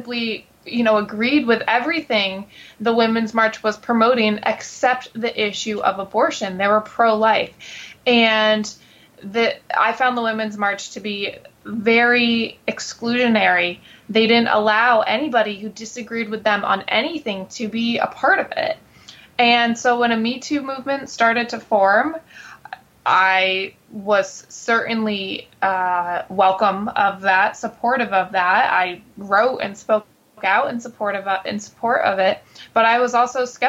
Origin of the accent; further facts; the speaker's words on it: Connecticut, United States; moved away as an adult; also born or lived in New York City; now in Washington, D.C., United States; I was born and raised in Connecticut outside of New York City